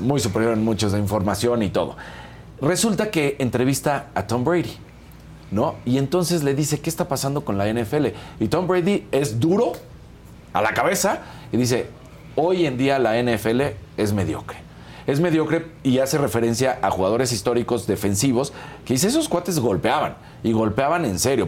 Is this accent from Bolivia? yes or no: no; Mexico; nosotros somos mexicanos